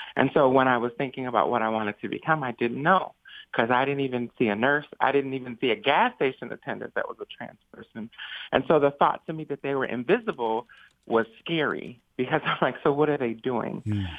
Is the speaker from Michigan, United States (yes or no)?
yes; Saginaw, Michigan, United States; I grew up in Saginaw, so it was a very racialized place, very huge Mexican immigrant population